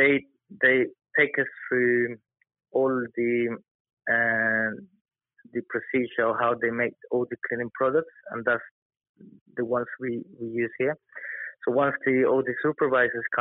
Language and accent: English; Colombia; also born or lived in London; now in United Kingdom; my background is that I'm from Colombia